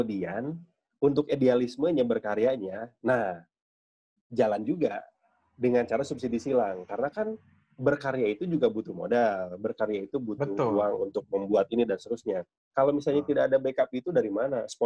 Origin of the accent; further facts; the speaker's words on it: West Java, Indonesia; Saya orang Sunda tapi kebanyakan ikut orang Jawa